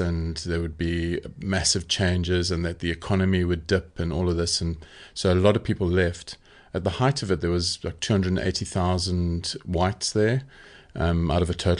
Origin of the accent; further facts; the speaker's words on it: Zimbabwe; moved away as an adult; also born or lived in Bulawayo; Well, I actually grew up in Zimbabwe. So I was born in Bulawayo in Zimbabwe, was Rhodesia then. And we grew up in a small town and we went to a boarding school out of town in the middle of the bush.